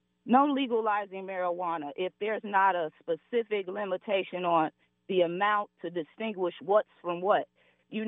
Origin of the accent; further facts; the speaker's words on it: Chicago, Illinois, United States; moved away as an adult; now in Indianapolis, United States; I'm originally from Chicago